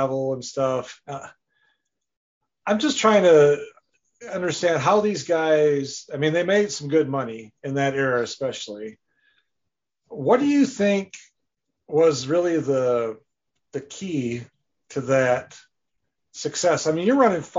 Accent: Wisconsin, United States; I'm from Wisconsin. It's pretty cold up there in the wintertime

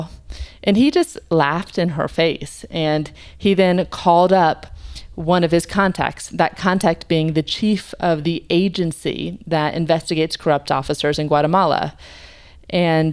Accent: United States; as an American

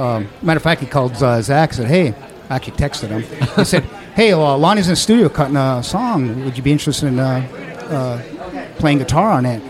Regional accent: Upper Peninsula of Michigan, United States; accent: Scandinavian; now in Memphis, United States; I'm actually from the Upper Peninsula of Michigan

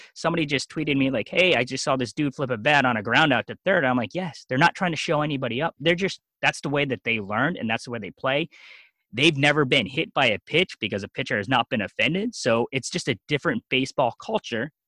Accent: Lancaster County, eastern Pennsylvania, United States; also born or lived in South Korea; So I grew up most of my time in eastern Pennsylvania, Lancaster County, the Amish.

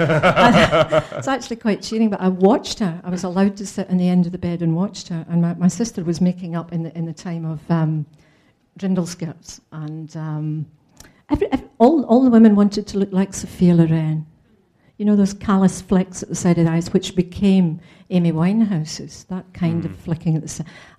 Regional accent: Scotland, United Kingdom; now in London, United Kingdom; I'm a Scot alone in London

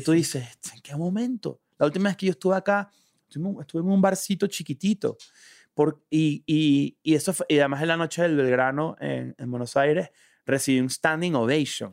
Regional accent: Venezuela; moved away as an adult; now in Mexico; todos los que nos estamos adaptando a los distintos países que emigramos de Venezuela

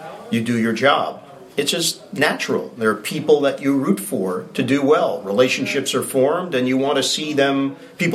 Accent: New York City, New York, United States; moved away as an adult; now in New Jersey, United States; I grew up in New York

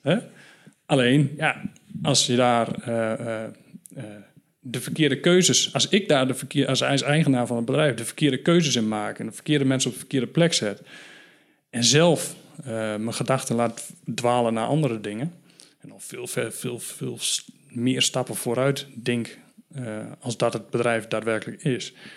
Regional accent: Valthermond, Drenthe, Netherlands; in het dorp waar ik vandaan kom. Uh, Valtemond, 2000 inwoners. vlakbij Emmen, ook in Drenthe

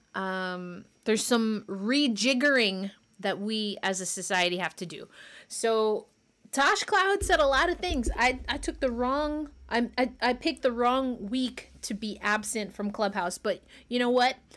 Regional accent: New York, United States; I'm from New York

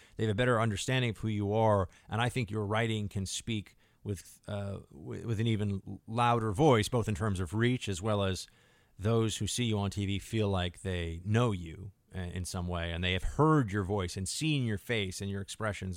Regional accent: New York City, New York, United States; moved away as an adult; I am a New York City, New York City guy

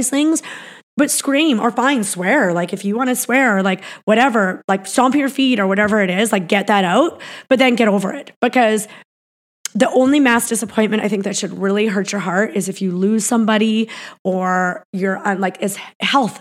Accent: Peace River, Alberta, Canada; moved away; I came from Peace River, Alberta. I lived in like a pretty basic little house. My dad lived in a trailer.

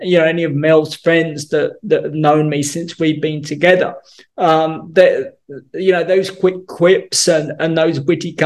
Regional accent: England, United Kingdom; being English

